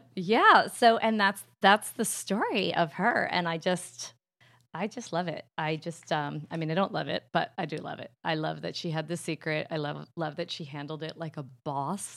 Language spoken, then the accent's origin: English; New Jersey, United States; I'm from Jersey, so it comes out auntie